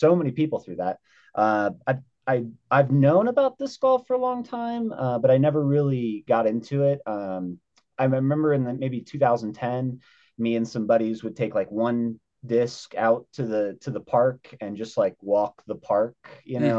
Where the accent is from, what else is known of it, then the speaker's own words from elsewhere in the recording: Grove City, Ohio, United States; also born or lived in Netherlands; now in Colorado, United States; I grew up in Ohio mostly, central Ohio, a little place called Grove City. But I was born in Holland, in the Netherlands, military baby.